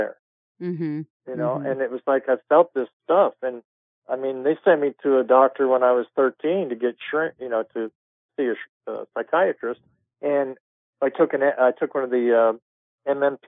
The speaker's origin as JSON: {"language": "English", "town": "Edinburgh", "region": "Scotland", "country": "United Kingdom", "said": "I come from Edinburgh, Scotland"}